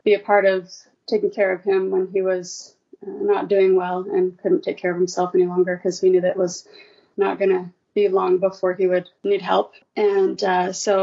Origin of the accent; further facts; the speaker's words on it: Colorado, United States; moved away as an adult; also born or lived in California / Maryland; now in St. George, United States; I grew up in Colorado, graduated from Arapaho High School in Colorado